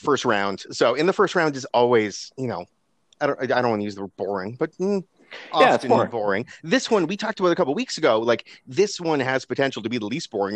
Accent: Kitchener, Ontario, Canada; Jamal Murray is from my hometown

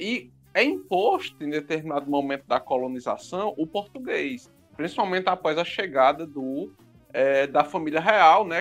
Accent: Brazil; nós somos brasileiros

